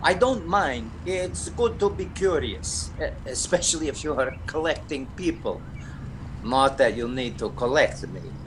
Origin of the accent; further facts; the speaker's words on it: Russia; also born or lived in Glasgow / Canada; now in London, United Kingdom; I am Russian.